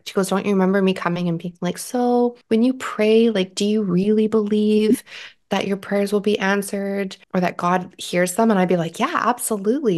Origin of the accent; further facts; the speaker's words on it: Canada; I'm Canadian